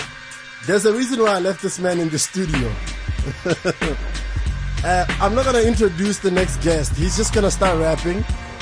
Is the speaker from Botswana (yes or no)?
yes; Botswana; Oh, by the way, he's from Botswana and I'm from Botswana.